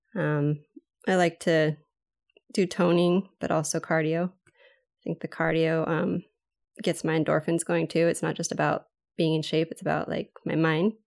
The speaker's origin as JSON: {"language": "English", "area": "Maui", "region": "Hawaii", "country": "United States", "said": "I'm from Maui, Hawaii"}